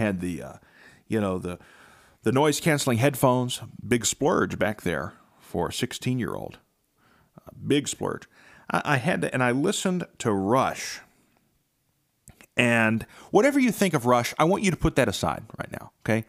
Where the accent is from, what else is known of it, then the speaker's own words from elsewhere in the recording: Belpre, Ohio, United States; You know, for me, growing up in Belpre, I had a lawn care business, and it instilled many, many values.